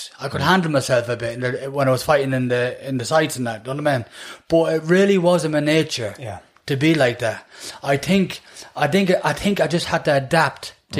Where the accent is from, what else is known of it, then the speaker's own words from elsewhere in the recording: Dublin, Leinster, Ireland; also born or lived in Manchester, England / Coolock, Dublin; now in Dublin, Ireland; We grew up in Finglas. And I was always, when, from that side I was in, then we moved to Dunsink.